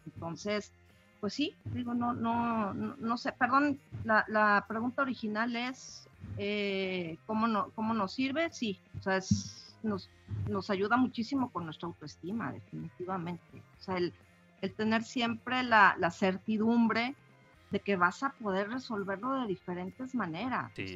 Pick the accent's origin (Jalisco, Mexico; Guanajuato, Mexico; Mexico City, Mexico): Mexico City, Mexico; now in Monterrey, Mexico; yo nací en la Ciudad de México hace algunos ayeres, tengo viviendo aquí en Monterrey también unos cuantos añitos